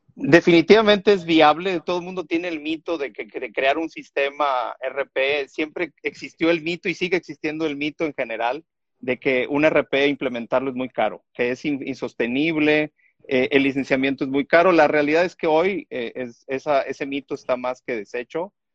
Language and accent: Spanish; Tuxtla Gutiérrez, Chiapas, Mexico; nací en Tuxtla Gutiérrez, Chiapas